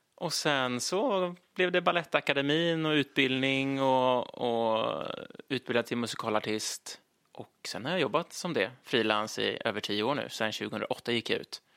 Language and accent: Swedish; Linköping, Östergötland, Sweden; moved away; Jag kommer från Linköping från början, uppväxt där i massor med år